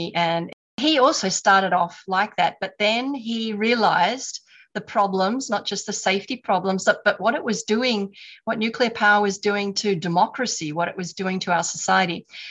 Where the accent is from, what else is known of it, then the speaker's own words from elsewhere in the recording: Japan; also born or lived in Australia; I was born in Australia, but I moved to Japan at quite a young age.